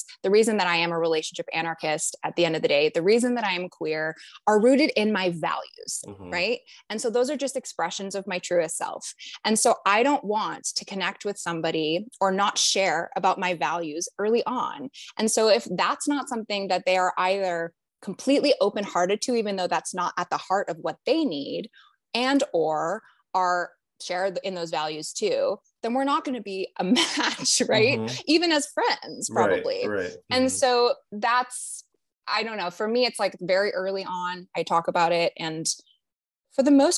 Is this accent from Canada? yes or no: yes; Canada; now in United States; I'm from Canada originally